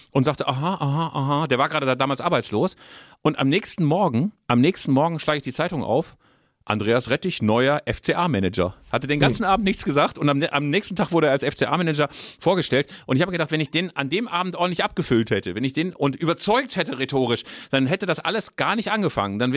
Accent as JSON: {"language": "German", "region": "Bavaria", "country": "Germany", "tie": "born there", "said": "Ich bin in der Nähe geboren"}